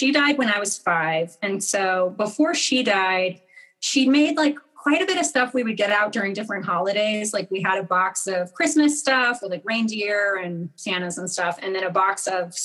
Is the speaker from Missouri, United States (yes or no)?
yes; rural Missouri, United States; I grew up in Missouri, in rural Missouri